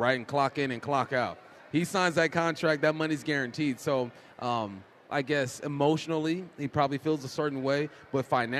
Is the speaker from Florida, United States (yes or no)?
no; Los Angeles, California, United States; moved away as an adult; also born or lived in Pacific Northwest; I grew up in Los Angeles.